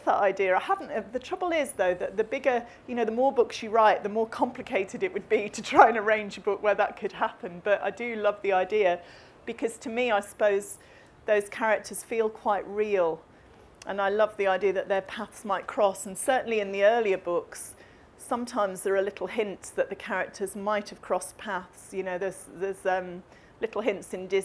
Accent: Coventry, West Midlands, United Kingdom; I grew up in the Midlands in Coventry

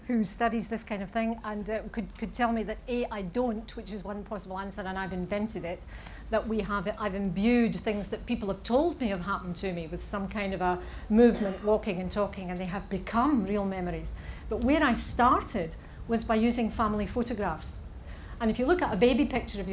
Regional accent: Saltcoats, Scotland, United Kingdom; I am from Salkitts

